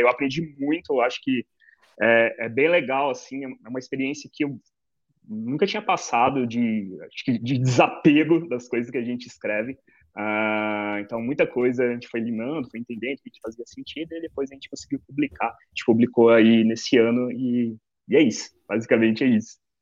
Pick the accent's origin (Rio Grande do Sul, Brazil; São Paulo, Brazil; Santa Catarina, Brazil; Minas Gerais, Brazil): São Paulo, Brazil; Ribeirão Preto; eu sou de Ribeirão Preto, no interior de São Paulo